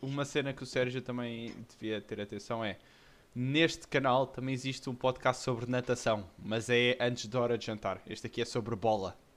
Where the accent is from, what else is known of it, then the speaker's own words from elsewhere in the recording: Portugal; eu sou, sou português, mas antes de ser português eu sou benfiquista